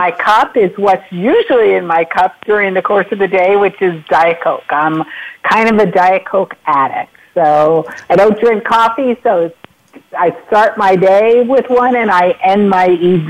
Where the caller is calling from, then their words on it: Irvine, California, United States; I am calling from Irvine, California, which is in Orange C